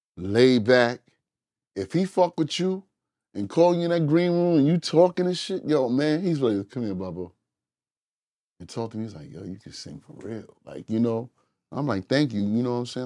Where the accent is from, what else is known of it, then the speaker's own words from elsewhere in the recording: Englewood, New Jersey, United States; we're from Inglewood, New Jersey